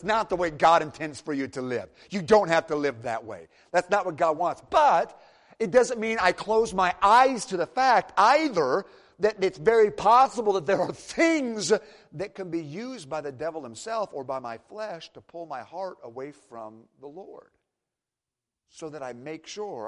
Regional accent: Michigan, United States; now in Tennessee, United States; I'm from Michigan originally.

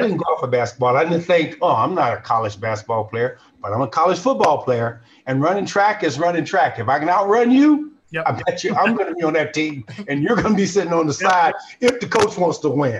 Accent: Chicago, Illinois, United States; also born or lived in Kankakee; having grown up in the state of Illinois and it was born and raised in Chicago

